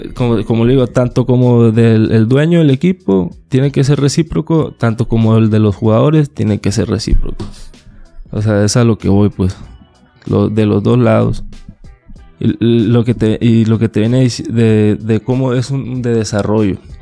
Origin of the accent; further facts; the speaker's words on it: La Paz, Baja California Sur, Mexico; yo nací en La Paz